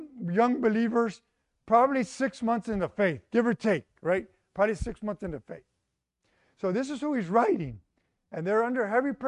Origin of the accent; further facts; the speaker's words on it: Houston, Texas, United States; Mexican parents, born in Houston